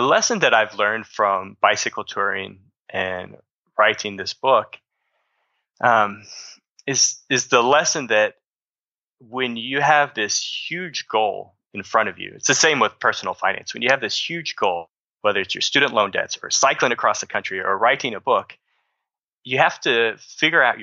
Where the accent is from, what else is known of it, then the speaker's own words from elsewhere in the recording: Southern Illinois, United States; I grew up in the Midwest. I'm from Southern Illinois.